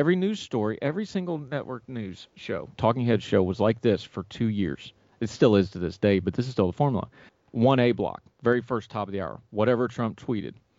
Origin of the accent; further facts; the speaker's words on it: West Virginia, United States; My home state of West Virginia